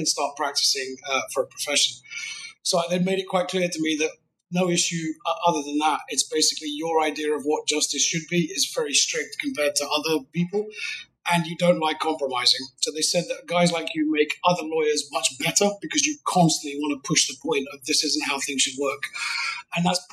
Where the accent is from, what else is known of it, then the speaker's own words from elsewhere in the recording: United Kingdom; accent: British; I'm British